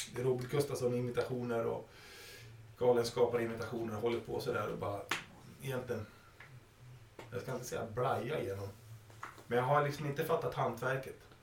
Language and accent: Swedish; Sweden; när jag var liten och vi flyttade ut på landet till min hemby Valne